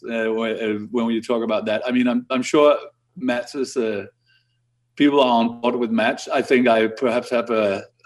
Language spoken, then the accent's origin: English; Denmark; I'm from like 50 miles from Roskilde, a place called Frederiksberg, which is a tiny rural town